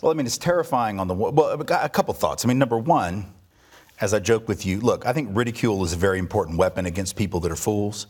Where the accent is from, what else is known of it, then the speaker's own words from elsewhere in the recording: Nashville, Tennessee, United States; I was born here in Nashville, um, and went to public school from, from seventy-four to eighty-six here